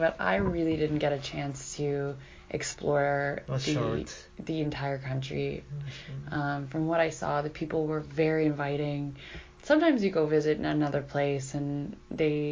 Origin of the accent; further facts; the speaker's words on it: Canada; I'm from Canada